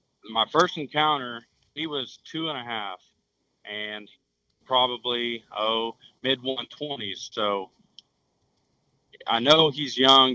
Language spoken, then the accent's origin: English; Ponca City, Oklahoma, United States; now in Edmond, United States; I'm from Ponca City, Oklahoma, located north central region. Like I said, we're probably about 40 minutes from the Kansas line. So we got some pretty big deer in the area. Born and raised there